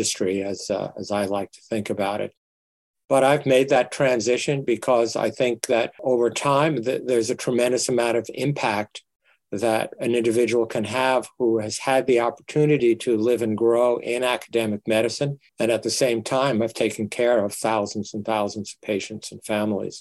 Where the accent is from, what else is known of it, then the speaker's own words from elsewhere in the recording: New York, United States; moved away as an adult; also born or lived in Toledo; now in Nebraska, United States; I grew up in the inner city of New York